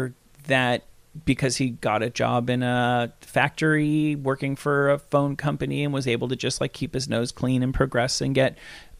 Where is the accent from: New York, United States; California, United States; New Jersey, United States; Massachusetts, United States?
New Jersey, United States; Hackensack; I was born in Claremont Hospital in Hackensack, New Jersey.